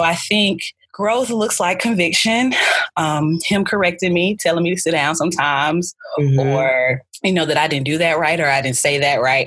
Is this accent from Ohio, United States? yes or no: no; Birmingham, Alabama, United States; also born or lived in Newport News, Virginia / Auburn, Alabama; I was born in Newport News, Virginia, but I was raised in Birmingham, Alabama.